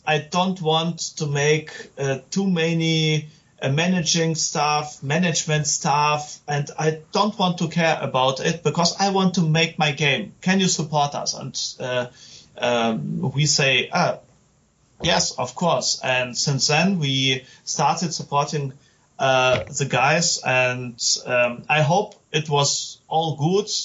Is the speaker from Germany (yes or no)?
yes; Germany; I'm game developer from Germany